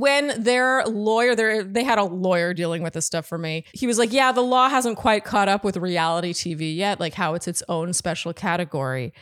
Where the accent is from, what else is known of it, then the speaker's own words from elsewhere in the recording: Ottawa, Ontario, Canada; now in United States; when you're born and raised in Ottawa, you don't live in a place where you see famous people.